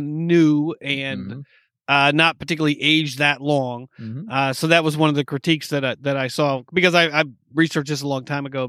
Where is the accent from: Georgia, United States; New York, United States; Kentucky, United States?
New York, United States; from my hometown.